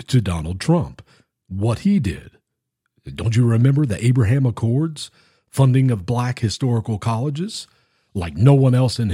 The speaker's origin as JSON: {"language": "English", "region": "Tennessee", "country": "United States", "tie": "born or raised there", "said": "my home state, the state of Tennessee"}